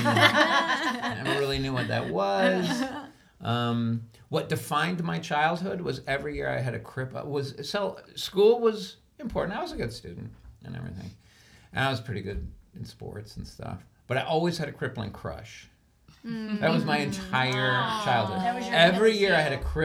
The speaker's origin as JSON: {"language": "English", "town": "Bedford", "region": "New York", "country": "United States", "tie": "born or raised there", "also_born_or_lived": "Greenwich, Connecticut", "said": "we moved from Greenwich, Connecticut to Bedford, New York"}